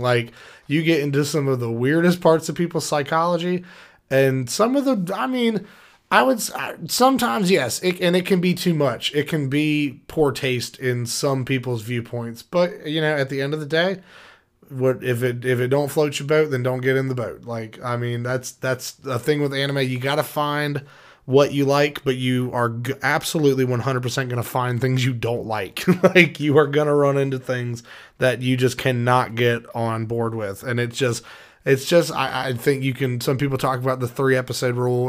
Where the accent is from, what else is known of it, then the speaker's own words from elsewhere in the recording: United States; as an American